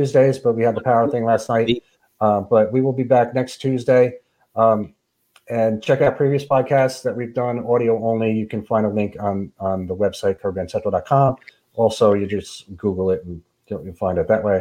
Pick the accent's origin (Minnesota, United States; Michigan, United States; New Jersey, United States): New Jersey, United States; now in New Orleans, United States; I'm not from New Orleans. I'm from New Jersey.